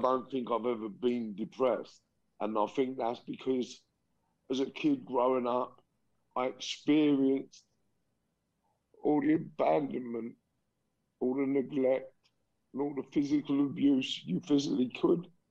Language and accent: English; London, United Kingdom; also born or lived in Liverpool; I was born in Liverpool in 1972. and then my mum and dad moved to London mid 70s. So around 77, 78, they moved to London